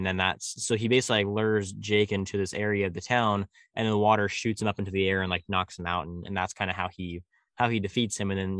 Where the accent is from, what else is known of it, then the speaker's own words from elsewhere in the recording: California, United States; I'm like, "No, I'm from California." And he was like, "You sound like a Midwesterner.